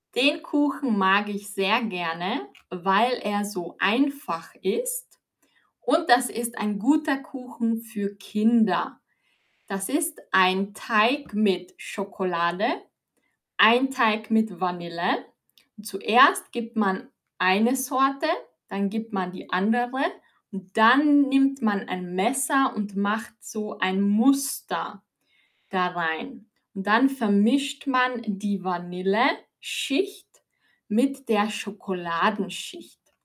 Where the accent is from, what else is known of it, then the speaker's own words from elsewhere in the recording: Austria; ich bin aus Österreich